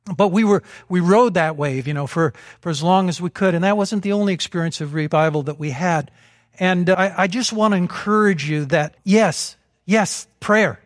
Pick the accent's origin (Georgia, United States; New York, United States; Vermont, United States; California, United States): Vermont, United States; we're from Vermont.